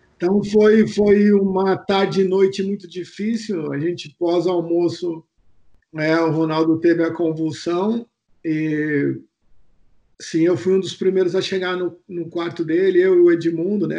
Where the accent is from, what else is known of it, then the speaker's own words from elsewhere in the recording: São Paulo, Brazil; eu sou natural daqui de São Paulo, né? Da Zona Sul